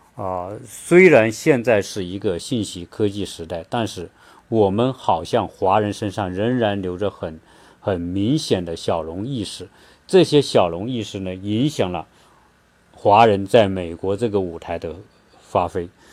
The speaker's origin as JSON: {"language": "Chinese", "country": "China", "also_born_or_lived": "Zhuhai", "moved": "as an adult", "lives_now": "United States", "said": "我们中国人喜喜欢玩小聪明"}